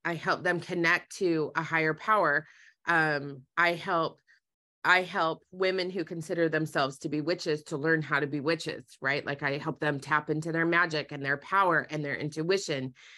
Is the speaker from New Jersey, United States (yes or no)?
no; Utah, United States; I grew up in Utah